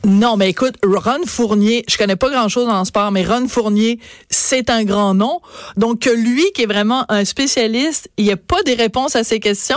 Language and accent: French; Bordeaux, Nouvelle-Aquitaine, France; je suis née à Bordeaux, euh, en France